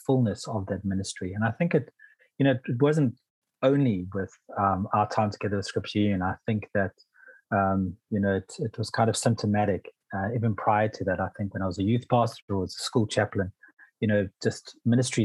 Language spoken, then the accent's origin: English; Pietermaritzburg, KwaZulu-Natal, South Africa; I grew up in Pietermaritzburg in KwaZulu-Natal